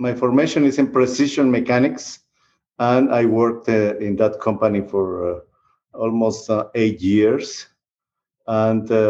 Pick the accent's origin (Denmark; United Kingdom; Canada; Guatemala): Guatemala; also born or lived in Costa Rica; now in Texas, United States; I grew up in Guatemala. I am Guatemalan, and I am a Costa Rican too, because I live in Costa Rica for 14 years before moving to Texas.